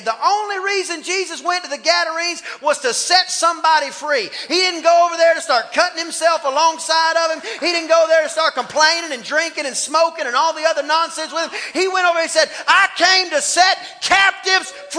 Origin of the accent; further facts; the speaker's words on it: East Texas, United States; accent: East Texas; a guy from East Texas